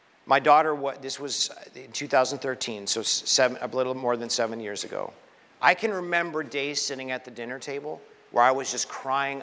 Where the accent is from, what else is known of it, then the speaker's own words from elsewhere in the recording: Canada; now in Brooklyn, United States; I was born in Canada